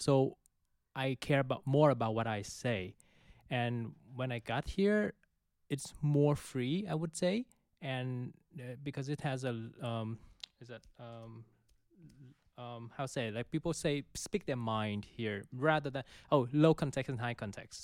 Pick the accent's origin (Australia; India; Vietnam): Vietnam; now in Netherlands; I'm from Vietnam